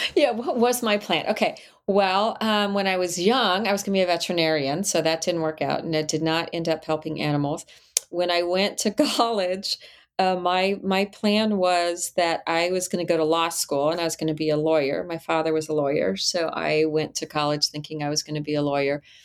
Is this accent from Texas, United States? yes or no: yes; El Paso, Texas, United States; moved away; also born or lived in Charlotte, North Carolina, United States; I grew up in El Paso, Texas